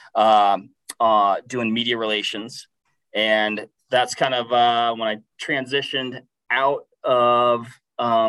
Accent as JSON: {"language": "English", "region": "Washington", "country": "United States", "tie": "born or raised there", "said": "born and raised Washington State. So I'm kind of from the West Coast side of things."}